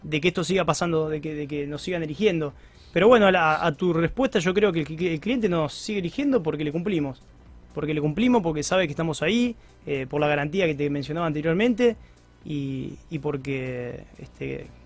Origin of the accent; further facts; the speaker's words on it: Rosario, Santa Fe, Argentina; si soy rosarino, soy de Newell's.